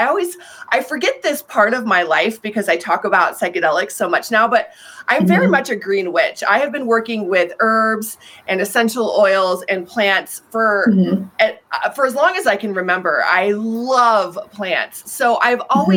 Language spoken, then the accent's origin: English; Colorado, United States; I'm from Colorado